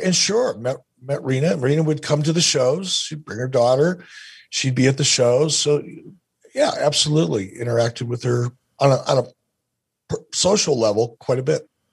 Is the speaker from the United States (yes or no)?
yes; Detroit, Michigan, United States; growing up as a kid, growing up in Detroit